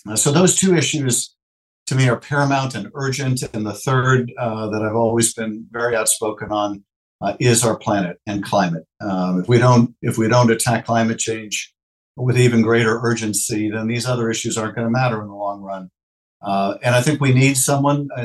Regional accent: Los Angeles, California, United States; my hometown in our region, Los Angeles

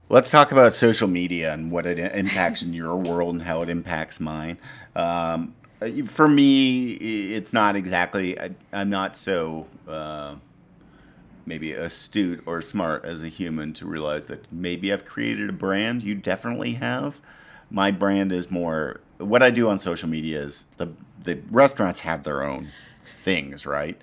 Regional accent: Ottawa, Ontario, Canada; moved away; also born or lived in American South; I grew up in Ottawa, Canada

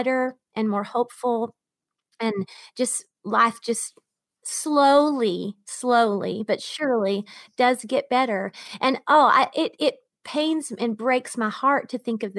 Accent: Georgia, United States; born or raised there; moved away

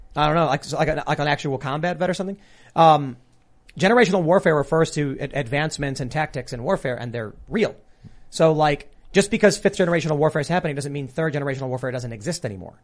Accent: United States; as an American

